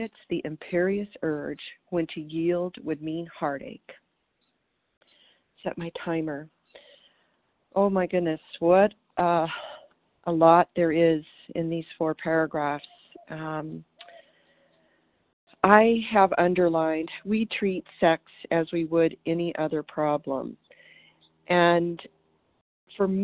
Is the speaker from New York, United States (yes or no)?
no; Colorado, United States; now in Green Valley, United States; I'm from Colorado, and today I'm calling you from Green Valley, Arizona